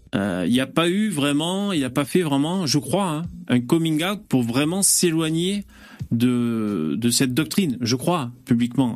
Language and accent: French; France; chez nous, en France